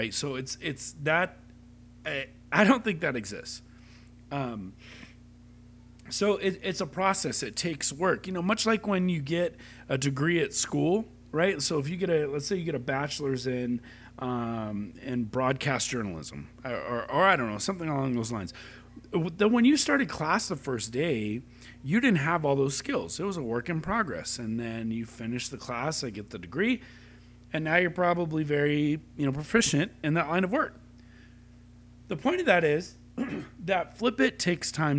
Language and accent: English; Long Beach, California, United States; we grew up in Long Beach